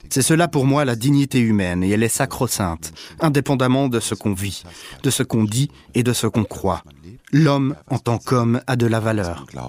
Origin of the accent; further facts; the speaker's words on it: Germany; je suis allemand